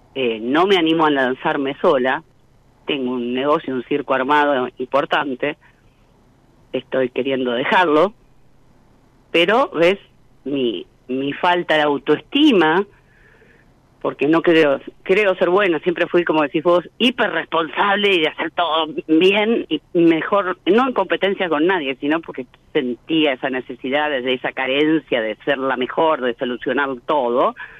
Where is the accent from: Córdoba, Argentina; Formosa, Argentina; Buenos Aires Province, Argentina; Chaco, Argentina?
Buenos Aires Province, Argentina; Mar del Plata; also born or lived in Puerto Madryn, Chubut; Mar del Plata, provincia de Buenos Aires, Argentina.